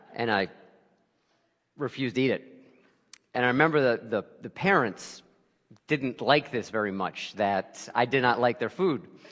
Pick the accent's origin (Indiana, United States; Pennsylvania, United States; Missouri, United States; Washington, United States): Pennsylvania, United States; Lehigh Valley; also born or lived in Brooklyn, New York; I grew up in the Lehigh Valley